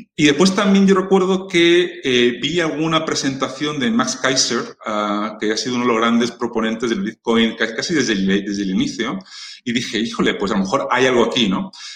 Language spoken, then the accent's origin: Spanish; Spain; siendo español